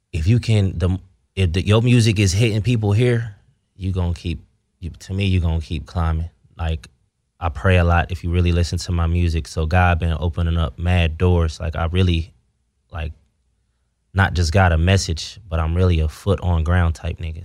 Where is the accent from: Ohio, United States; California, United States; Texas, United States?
Ohio, United States; I'm from Ohio where it's segregated